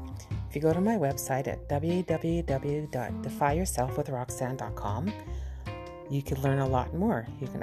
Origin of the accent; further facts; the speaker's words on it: Canada; I'm from Canada